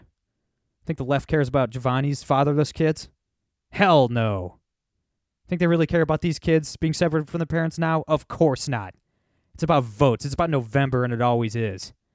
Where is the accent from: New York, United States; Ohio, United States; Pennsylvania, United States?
Ohio, United States; Northern; I'm from Northern Ohio